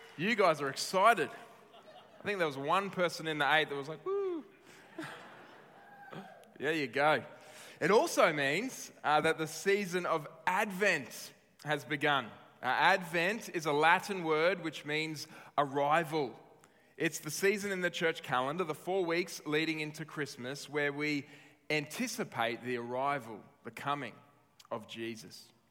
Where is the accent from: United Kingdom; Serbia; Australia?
Australia; as Australian citizens